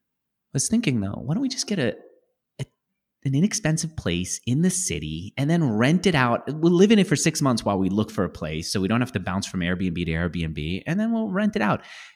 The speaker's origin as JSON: {"language": "English", "town": "San Francisco", "region": "California", "country": "United States", "lives_now": "Austin, United States", "said": "because we're both from San Francisco and now we're here in Austin."}